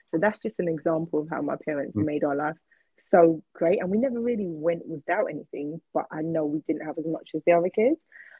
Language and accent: English; St. Lucia; also born or lived in London, United Kingdom; I was born here. I was born in Whitechapel in London. And when I was 3 months old, 2 or 3 months old, my mum and dad took me back to the Caribbean, because they were both born in St. Lucia in the Caribbean.